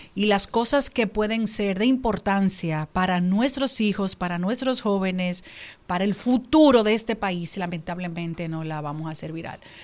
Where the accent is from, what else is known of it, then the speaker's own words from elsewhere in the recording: Dominican Republic; nosotros como dominicanos